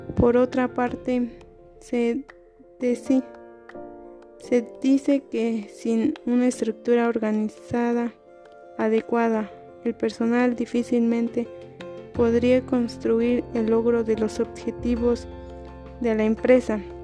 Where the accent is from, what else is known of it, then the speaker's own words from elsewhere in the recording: Cadereyta de Montes, Querétaro, Mexico; soy de Cadereyta de Montes Querétaro